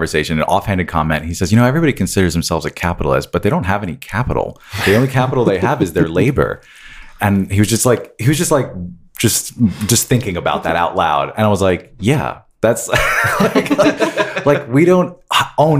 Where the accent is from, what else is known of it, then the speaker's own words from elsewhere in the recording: New York, United States; now in Florida, United States; I'm from New York.